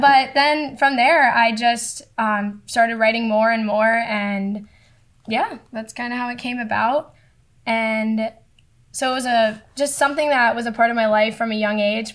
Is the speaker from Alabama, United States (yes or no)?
no; Boca Raton, Florida, United States; moved away as an adult; now in Vermont, United States; I am from Boca Raton, South Florida. For people that don't know, it's a little bit north of Miami. Um, and yeah, Florida girl, born and raised